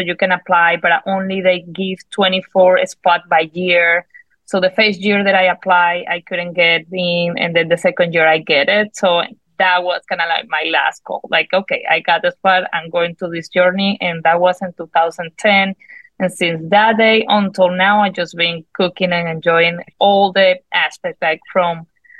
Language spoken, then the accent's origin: English; Venezuela; moved away; I'm from Venezuela.